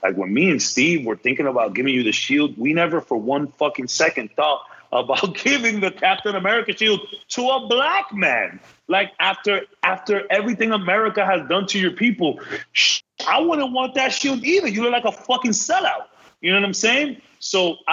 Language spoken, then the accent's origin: English; Dominican Republic; I am from the Dominican Republic